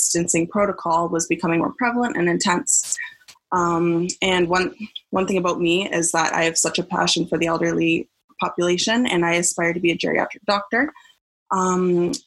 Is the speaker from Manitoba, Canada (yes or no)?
no; Fort Erie, Ontario, Canada; my hometown of Fort Erie, Ontario